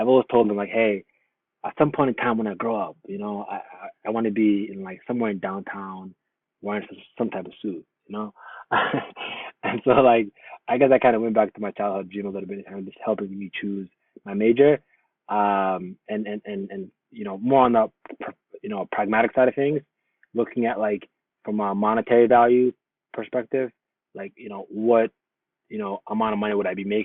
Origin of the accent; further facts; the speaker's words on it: United States; Growing up in America